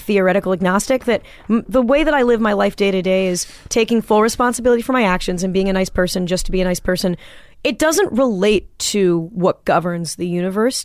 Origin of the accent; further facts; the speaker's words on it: Manhattan Beach, California, United States; growing up in Manhattan Beach